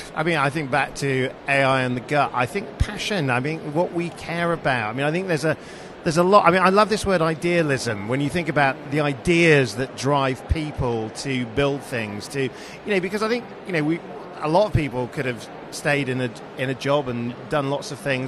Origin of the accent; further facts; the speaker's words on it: Sheffield, Yorkshire and the Humber, United Kingdom; being 11 years old growing up in Sheffield